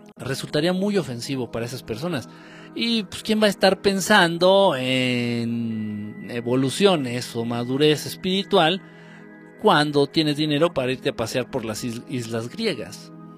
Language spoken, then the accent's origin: Spanish; Mexico